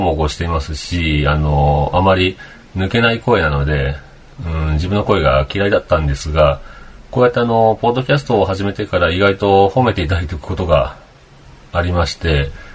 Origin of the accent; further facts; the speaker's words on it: Kagawa, Japan; now in Okayama, Japan; 僕は香川県生まれですけど